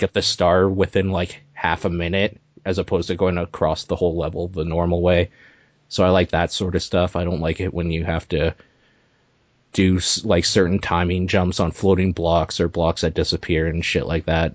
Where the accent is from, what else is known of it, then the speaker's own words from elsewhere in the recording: Canada; I am Canadian